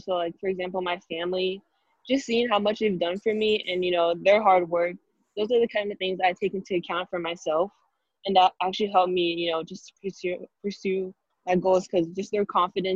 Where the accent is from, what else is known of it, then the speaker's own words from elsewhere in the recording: Valencia, California, United States; There weren't that many other girl basketball players at my hometown, Valencia.